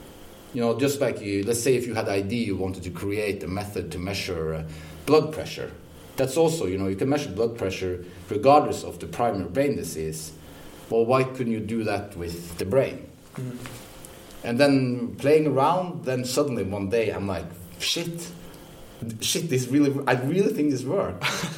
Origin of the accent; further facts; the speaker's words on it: Odense, Southern Denmark, Denmark; Well, I'm from Odense.